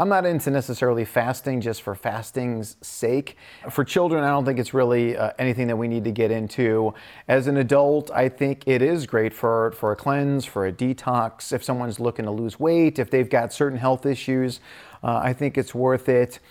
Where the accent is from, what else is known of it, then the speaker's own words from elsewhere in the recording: Midwest, United States; I grew up in the Midwest